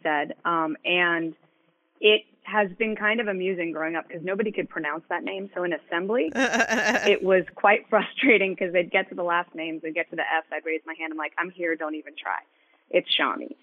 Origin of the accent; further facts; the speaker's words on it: San Francisco, California, United States; moved away; also born or lived in Maryland; I grew up in San Francisco